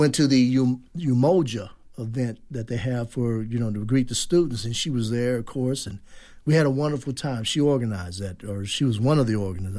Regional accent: Indianapolis, Indiana, United States; I grew up in Indianapolis.

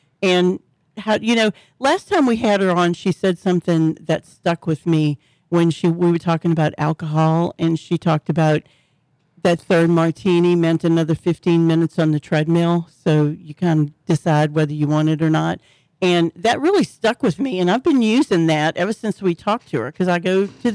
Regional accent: New Orleans, Louisiana, United States; I'm from the Ninth Ward

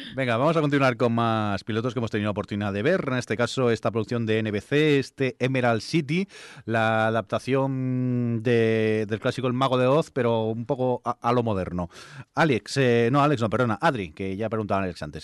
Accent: Barcelona, Catalonia, Spain; soy de Barcelona

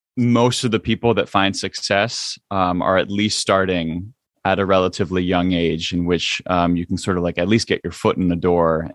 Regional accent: United States; growing up much much, um, more as an, uh, as an American than, than, um, necessarily an Indian

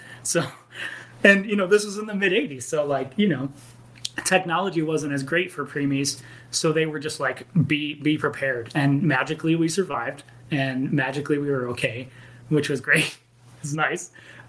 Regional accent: Angleton, Texas, United States; born there; I was born in Angleton, Texas, which is like 50 miles outside of Houston.

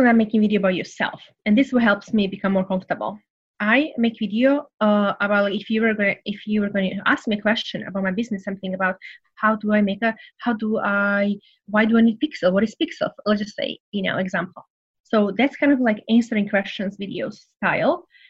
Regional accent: Serbia; English is a second language; moved away as an adult; now in United States; I came from Serbia, so very, you know, poor country, went through the war

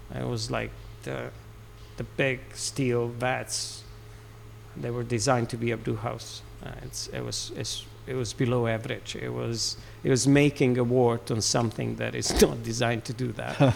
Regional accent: Serbia; moved away as an adult; also born or lived in Aberdeen, Scotland; now in United Kingdom; I'm Serbian.

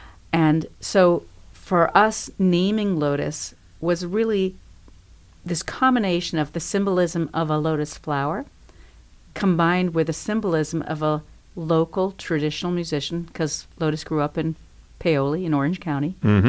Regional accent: Paraguay; now in Bloomington, United States; I was born in Paraguay, South America.

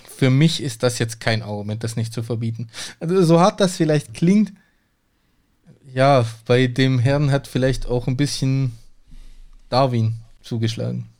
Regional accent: a village near Hechingen, Baden-Württemberg, Germany; now in Cologne, Germany; Bei uns, wo ich aufgewachsen bin, auf dem Dorf

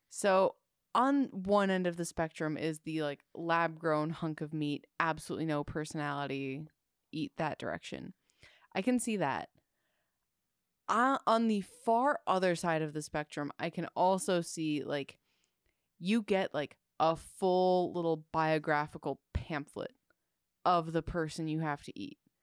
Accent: Midwest, United States; I grew up in the Midwest

